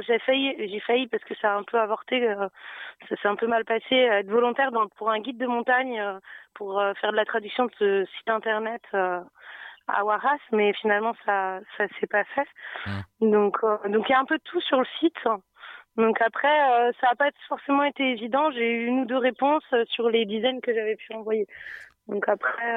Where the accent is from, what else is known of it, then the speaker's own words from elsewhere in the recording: Nantes, Pays de la Loire, France; also born or lived in Dubai; je suis de Nantes